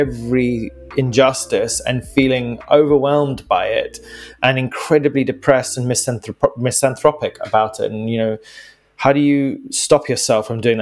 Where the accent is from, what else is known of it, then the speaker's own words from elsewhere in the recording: Zimbabwe; my home country of Zimbabwe